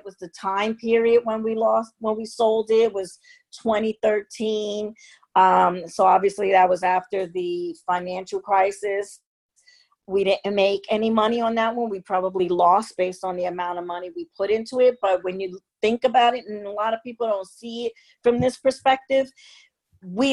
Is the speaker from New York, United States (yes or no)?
yes; New York City, New York, United States; also born or lived in Manhattan / South Bronx / Maplewood, New Jersey; I grew up on Staten Island